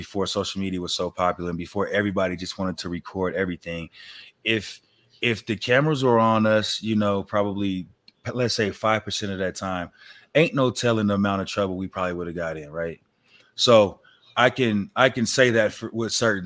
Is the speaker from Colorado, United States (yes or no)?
yes; Denver, Colorado, United States; I'm just from Denver